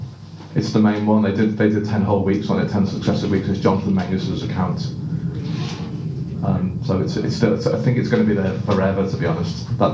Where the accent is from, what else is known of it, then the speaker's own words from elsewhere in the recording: Northern England, United Kingdom; because I'm from the north, I speak very quickly as well